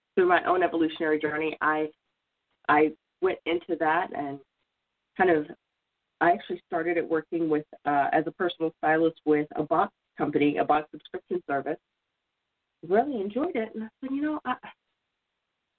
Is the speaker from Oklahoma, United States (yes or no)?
yes; Oklahoma, United States; moved away; I'm originally from Oklahoma